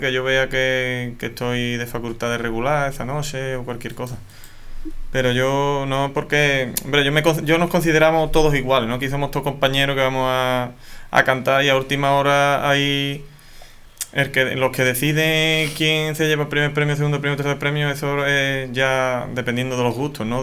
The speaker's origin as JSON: {"language": "Spanish", "town": "Torrecera", "region": "Andalusia", "country": "Spain", "tie": "born or raised there", "said": "Yo soy de Torrecera"}